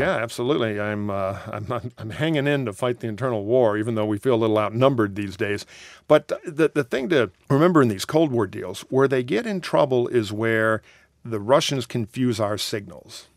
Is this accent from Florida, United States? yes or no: no; Detroit, Michigan, United States; grew up in Detroit